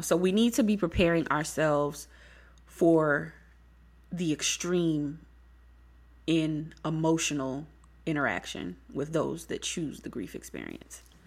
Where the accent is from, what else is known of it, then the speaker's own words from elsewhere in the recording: Beaufort, South Carolina, United States; I'm from Beaufort, South Carolina